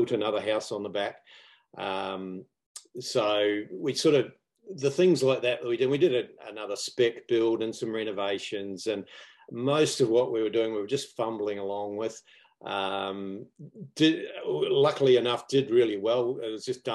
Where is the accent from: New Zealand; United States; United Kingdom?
New Zealand; moved away; In case you hadn't picked up on my glamorous accent, I'm actually from New Zealand